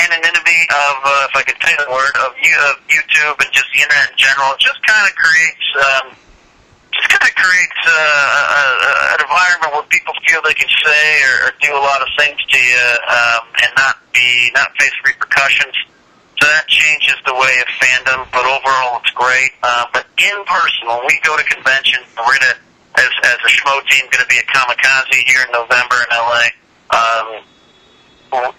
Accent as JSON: {"language": "English", "region": "California", "country": "United States", "tie": "born or raised there", "said": "I grew up in California."}